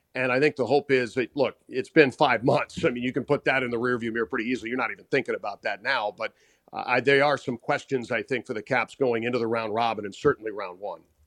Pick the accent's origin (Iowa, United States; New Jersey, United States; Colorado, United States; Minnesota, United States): Minnesota, United States; now in Washington, D.C., United States; I grew up in Minnesota.